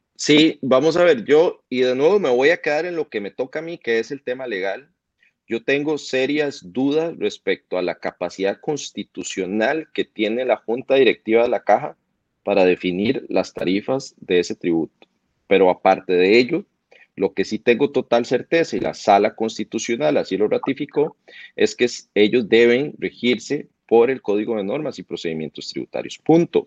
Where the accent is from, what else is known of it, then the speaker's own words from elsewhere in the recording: Costa Rica; nosotros como costarricenses